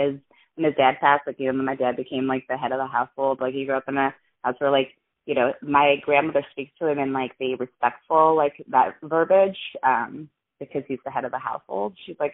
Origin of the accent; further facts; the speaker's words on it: United States; because I was born in the States, grew up here